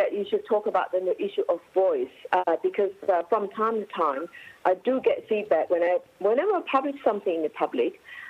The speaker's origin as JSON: {"language": "English", "country": "China", "moved": "yes", "lives_now": "Australia", "said": "I'm the Australian, Chinese Australians who have just recently, in my lifetime, 20 years ago or 10 years ago, I came from China to Australia. So I know China and I know Australia."}